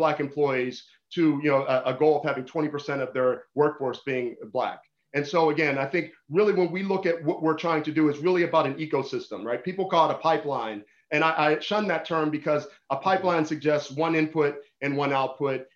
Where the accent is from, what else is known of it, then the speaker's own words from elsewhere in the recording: Pittsburgh, Pennsylvania, United States; I'm still the same kid I was growing up in Pittsburgh